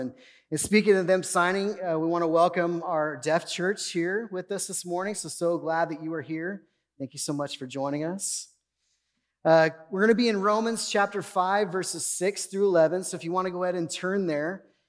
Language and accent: English; Bakersfield, California, United States; I grew up in Bakersfield. I grew up in Oildale.